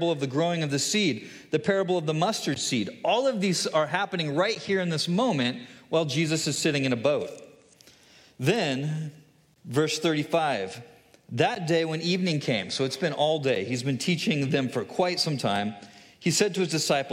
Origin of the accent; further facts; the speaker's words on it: California, United States; moved away as an adult; now in Hudsonville, United States; I am originally a Californian. I moved to Michigan 6 years ago, and my family and I live here in Hudsonville area